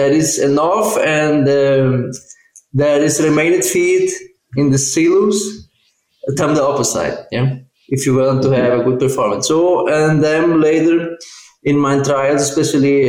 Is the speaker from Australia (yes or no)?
no; South Brazil, Brazil; moved away as an adult; now in Auburn, United States; I'm Brazilian and from South Brazil